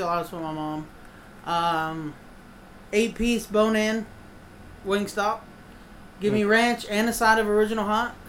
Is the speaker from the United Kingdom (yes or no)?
no; United States; we're American, and we're from the great nation.